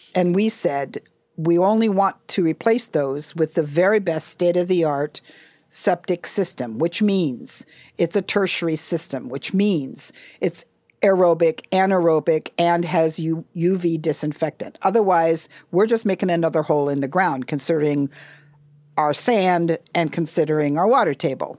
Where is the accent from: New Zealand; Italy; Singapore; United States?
United States; Hawaii; we're Native people